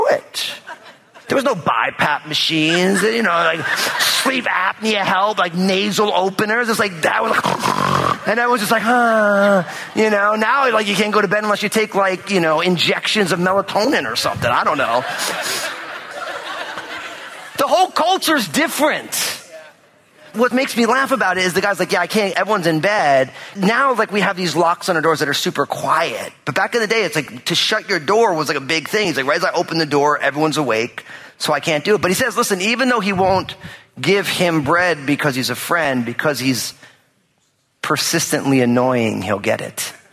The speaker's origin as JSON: {"language": "English", "region": "New Jersey", "country": "United States", "tie": "born or raised there", "said": "I'm all Italian from New Jersey, which means that people always showed up at my house growing up"}